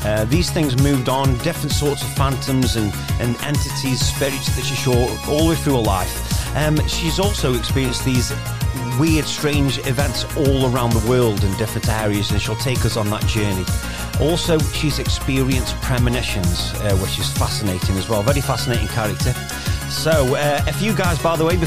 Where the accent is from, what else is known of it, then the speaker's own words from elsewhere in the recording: Stoke-on-Trent, West Midlands, United Kingdom; I come from Stoke